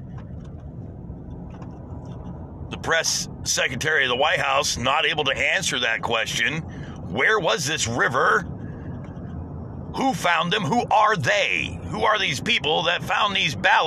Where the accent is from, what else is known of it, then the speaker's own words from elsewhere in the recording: United States; I'm an American